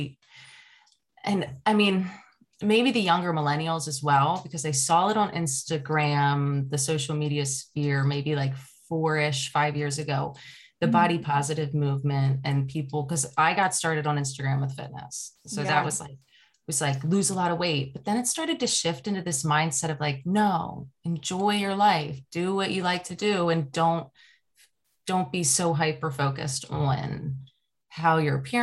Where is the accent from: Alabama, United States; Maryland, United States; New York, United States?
Maryland, United States; Baltimore; I was born and raised in Baltimore.